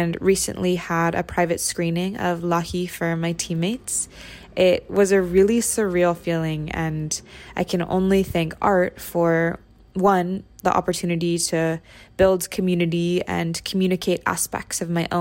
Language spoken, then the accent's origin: English; Bay Area, California, United States; I grew up in the Bay Area in a multi-generational home with my Lola